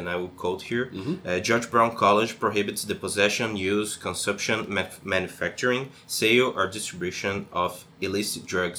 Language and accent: English; Brazil; moved away as an adult; also born or lived in São Paulo; now in Canada; because I'm an international student. Mm-hmm. I'm from Brazil